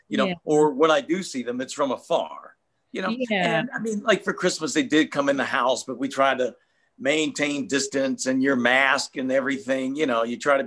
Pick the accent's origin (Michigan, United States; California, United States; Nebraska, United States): Michigan, United States; Detroit; I'm a brother from Detroit.